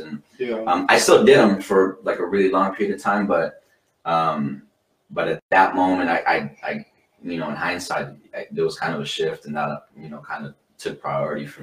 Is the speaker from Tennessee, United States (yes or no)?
no; Salt Lake City, Utah, United States; I'm from Salt Lake City, this beautiful city that, you know, we grew up